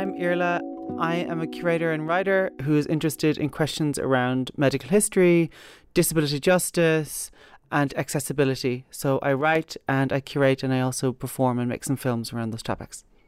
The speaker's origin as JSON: {"language": "English", "town": "Kilcolgan", "region": "Connacht", "country": "Ireland", "tie": "born or raised there", "said": "I'm from Galway. I'm from a town, a little village called Kilcolgan"}